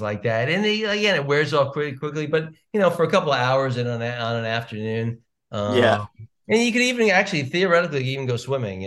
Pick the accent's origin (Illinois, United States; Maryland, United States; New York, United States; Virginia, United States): New York, United States; Long Island; now in New York City, United States; I grew up in Long Island